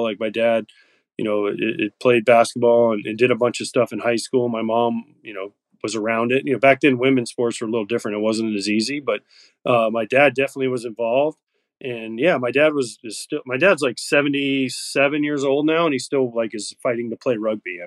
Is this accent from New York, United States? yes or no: no; Brooksville, Florida, United States; also born or lived in Orlando, Florida; growing up in Florida